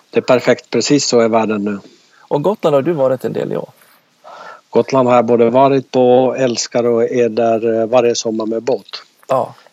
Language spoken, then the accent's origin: Swedish; Finland; now in Jönköping, Sweden; Absolut, det går inte att dölja eh, på en podd i alla fall.